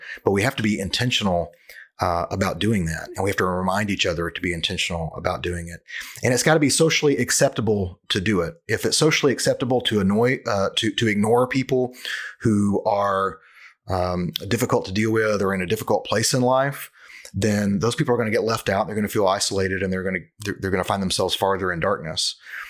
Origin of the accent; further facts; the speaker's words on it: Cleveland, Ohio, United States; also born or lived in Memphis, United States; You know, I'm from Cleveland, but I live in another town. I lived in Memphis for a long time.